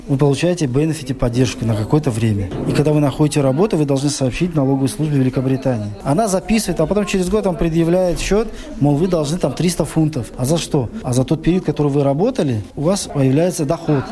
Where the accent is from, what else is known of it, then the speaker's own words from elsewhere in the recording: Chkalovsk, Sughd, Tajikistan; moved away as an adult; now in Leeds, United Kingdom; я из Чкаловской. Это в Таджикистане, более севернее.